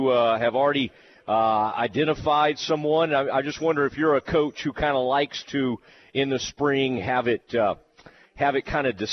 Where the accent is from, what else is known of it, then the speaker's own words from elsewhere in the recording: Kaufman, Texas, United States; my hometown, Kaufman, Texas